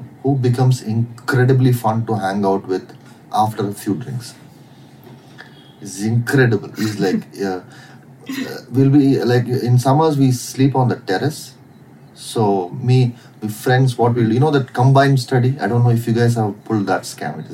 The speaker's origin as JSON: {"language": "English", "town": "Chittoor", "region": "Andhra Pradesh", "country": "India", "tie": "born or raised there", "also_born_or_lived": "Chennai / Bangalore", "moved": "yes", "said": "I was born in Chennai, and I was in, because Chennai is my mom's hometown. But we were based out of Chittur in Andhra. So I grew up there."}